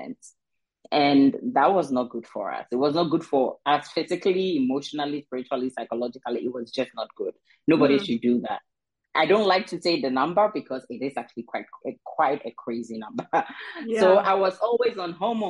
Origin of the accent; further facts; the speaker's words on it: Ghana; I am originally from Ghana, and I got married to a Danish guy